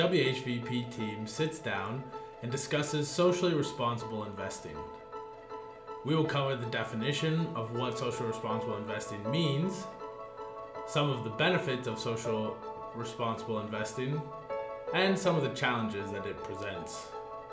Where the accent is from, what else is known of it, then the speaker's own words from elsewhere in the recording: United States; now in Switzerland; as an American